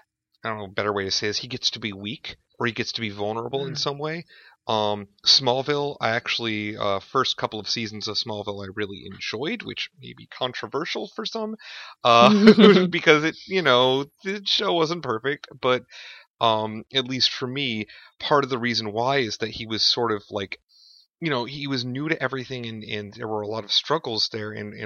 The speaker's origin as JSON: {"language": "English", "country": "United States", "tie": "born or raised there", "moved": "yes", "lives_now": "Madison, United States", "said": "I grew up in Boofoo America, as it were, and then have moved to, I guess, not the big city, and Madison's not small by any means, but it's not like a major metropolitan area."}